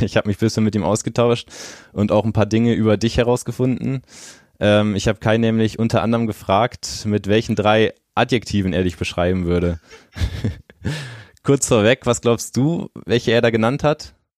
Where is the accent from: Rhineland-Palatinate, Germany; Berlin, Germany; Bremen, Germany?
Bremen, Germany; moved away; also ich komme ja persönlich gebürtig aus Bremen, äh, bin dort in der Nähe auch zur Schule gegangen